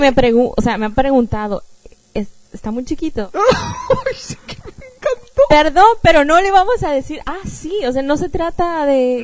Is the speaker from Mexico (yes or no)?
yes; Mexico; yo soy de México